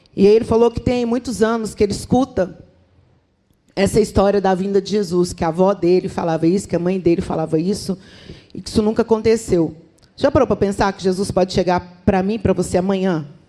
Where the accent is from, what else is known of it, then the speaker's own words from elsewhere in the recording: Minas Gerais, Brazil; como uma boa mineira